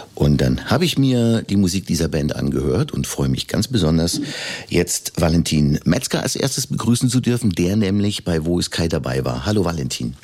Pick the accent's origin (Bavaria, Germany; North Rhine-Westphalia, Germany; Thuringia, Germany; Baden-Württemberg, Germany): Bavaria, Germany; Upper Palatinate; selbst ich als Urbayer und als Oberpfälzer